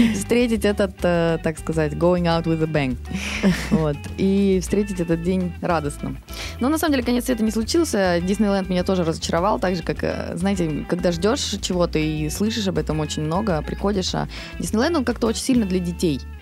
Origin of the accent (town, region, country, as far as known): Russia